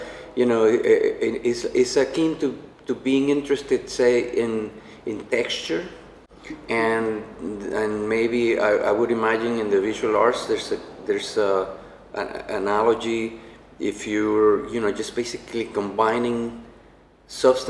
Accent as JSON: {"language": "English", "country": "Venezuela", "moved": "as an adult", "lives_now": "United States", "said": "I'm from Venezuela."}